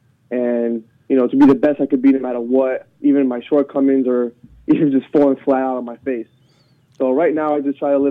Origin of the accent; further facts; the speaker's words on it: New York City, New York, United States; I was born and raised in New York City